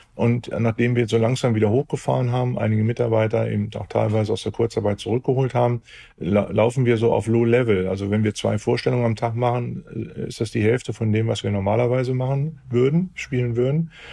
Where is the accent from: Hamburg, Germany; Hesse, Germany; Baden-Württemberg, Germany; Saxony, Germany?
Hamburg, Germany; bei uns in Hamburg